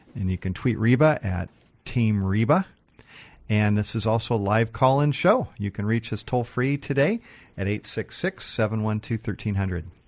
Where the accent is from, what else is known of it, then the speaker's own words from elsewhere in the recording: Seattle, Washington, United States; I grew up in North Seattle, kind of up by Northgate